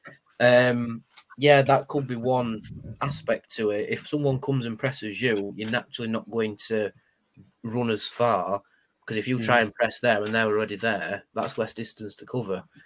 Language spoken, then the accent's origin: English; United Kingdom; we're the British